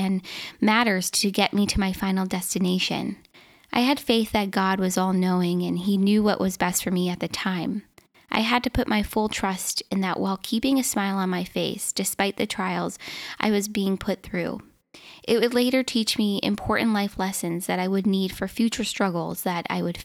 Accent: Minnesota, United States; I was born and raised in Minnesota, where I currently live.

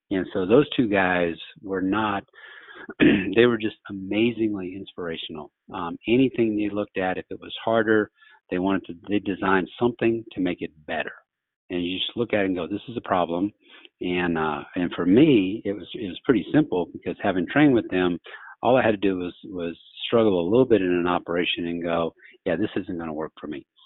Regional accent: Louisiana, United States; moved away as an adult; also born or lived in Jackson, Mississippi; now in New Orleans, United States; I grew up in Louisiana

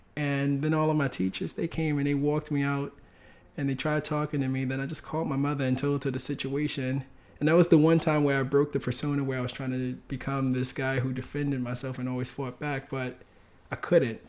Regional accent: New York City, New York, United States; also born or lived in Bronx; I grew up in Harlem

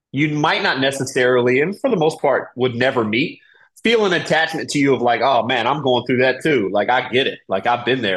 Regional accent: Raleigh, North Carolina, United States; moved away as an adult; also born or lived in Germany; I grew up in Raleigh, North Carolina

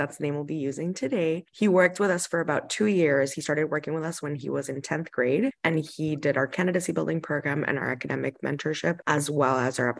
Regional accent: Honduras; moved away as an adult; also born or lived in Boston / Miami; So I was born and raised in Honduras. I also had the international student experience, just like Polo. I got my undergrad at BU up in Boston, and I got my master's at FIU and Miami Ad School in Miami, Florida.

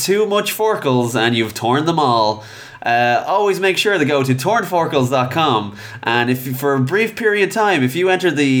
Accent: Ireland; And how we're Irish and we shouldn't give two fucks.

